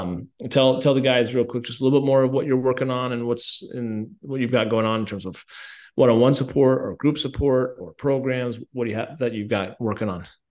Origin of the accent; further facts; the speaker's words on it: Colorado, United States; I'm from Colorado